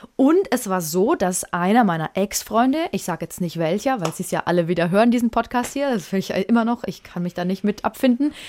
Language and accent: German; Franconia, Bavaria, Germany; bei uns in Franken